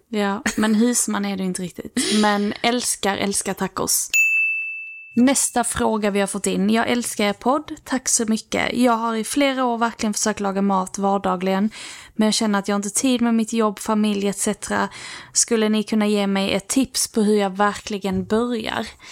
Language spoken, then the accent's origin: Swedish; Lerberget, Skåne, Sweden; vi har ju haft så här matdagar när vi var små i Lerberget